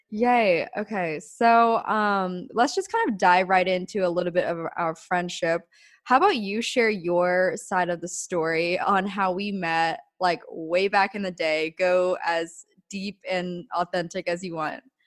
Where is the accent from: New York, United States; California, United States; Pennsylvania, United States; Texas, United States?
Pennsylvania, United States; Denver; moved away as an adult; I grew up in Denver, Pennsylvania, like middle of nowhere